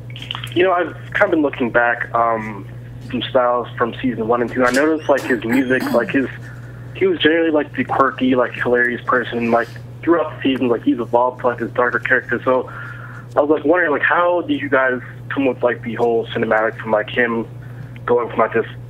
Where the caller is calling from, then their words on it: Columbus, Ohio, United States; from Columbus, Ohio.